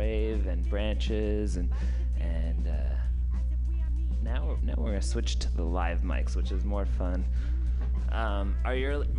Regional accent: Portland, Oregon, United States; So I grew up in Portland

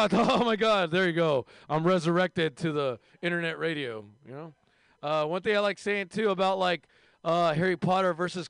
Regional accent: India; And if you hate my race, I'm from India.

